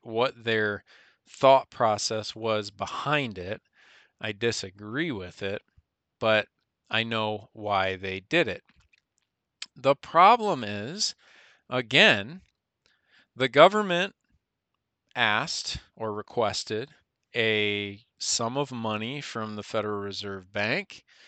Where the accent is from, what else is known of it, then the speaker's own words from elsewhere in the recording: United States; we as the American people